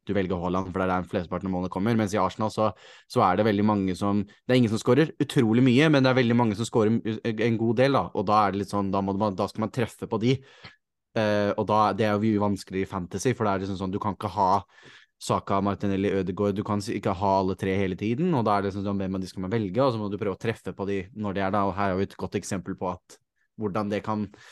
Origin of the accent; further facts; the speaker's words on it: Norway; som nordmann